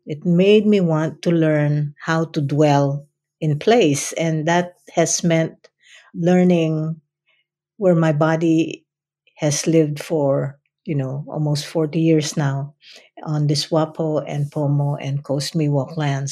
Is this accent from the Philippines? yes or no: yes; Philippines; English is a second language; moved away as an adult; now in United States; who I am as a Filipino